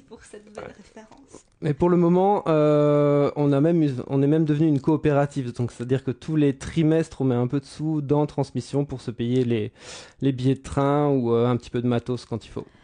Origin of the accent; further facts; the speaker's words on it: France; now in Brussels, Belgium; J'habite Bruxelles. Je ne suis ah pas bruxellois. Enfin bon, si je suis bruxellois. Je suis français